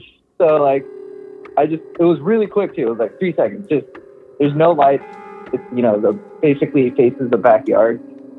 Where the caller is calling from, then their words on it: Miami, Florida, United States; I'm calling from Miami.